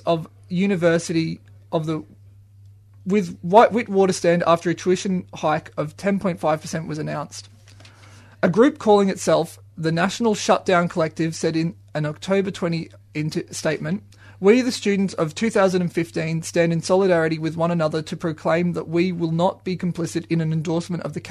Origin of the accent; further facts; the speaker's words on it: Australia; I'm Australian.